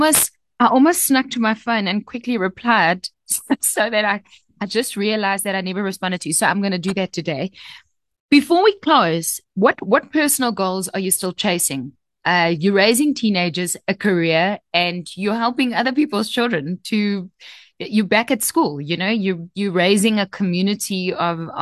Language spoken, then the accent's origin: English; South Africa; as South Africans